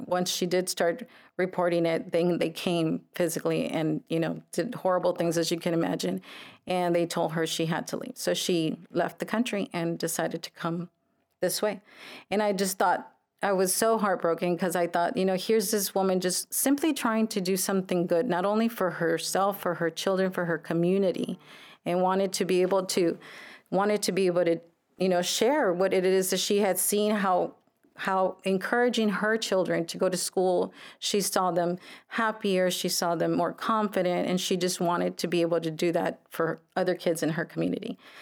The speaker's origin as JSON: {"language": "English", "town": "Brownsville", "region": "Texas", "country": "United States", "tie": "born or raised there", "said": "Brownsville native, uh, born and raised in Brownsville"}